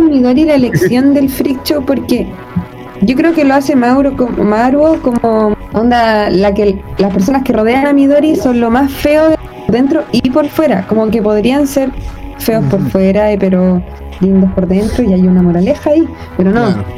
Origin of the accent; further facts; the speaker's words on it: Chile; somos personas chilenas